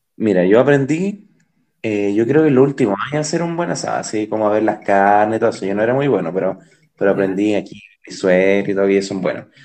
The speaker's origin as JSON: {"language": "Spanish", "country": "Chile", "said": "los chilenos somos"}